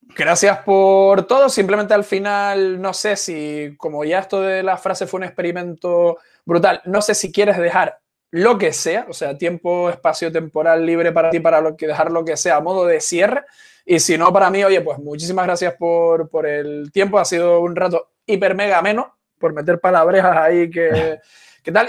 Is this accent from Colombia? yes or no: no; Canary Islands, Spain; Yo soy canario, no puedo decir patata